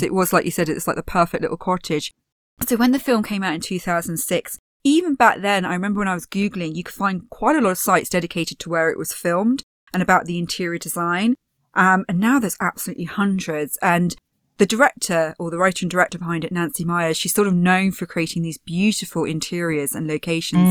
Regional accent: Poole, South West England, United Kingdom; also born or lived in Bournemouth; I grew up in Poole and Bournemouth, and we relied very heavily on tourism

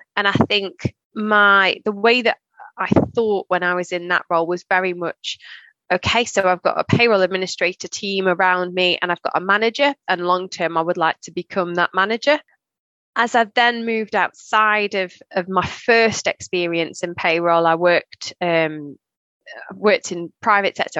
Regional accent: Staffordshire, West Midlands, United Kingdom; moved away as an adult; also born or lived in Leicester; I'm from Staffordshire

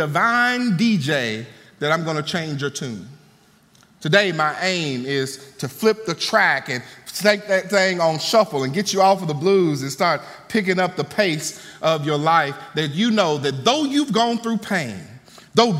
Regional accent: Mississippi, United States; I'm from Mississippi. And in Mississippi, one music that should hit your soul as a Southern boy is the blues

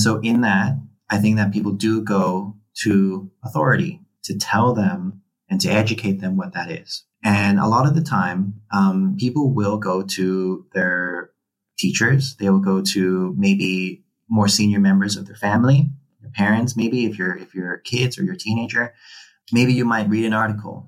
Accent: Hong Kong; moved away as an adult; also born or lived in United Kingdom; I grew up in Hong Kong. I'm a Filipino Chinese person

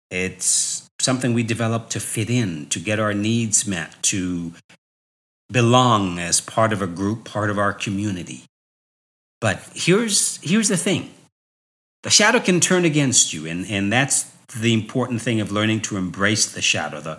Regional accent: New York, United States; so growing up in New York, people would always say to me, Wow, you are so articulate.

